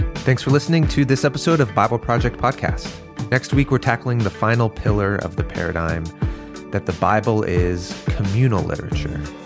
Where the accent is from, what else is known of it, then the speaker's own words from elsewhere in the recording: Malaysia; I'm from Malaysia.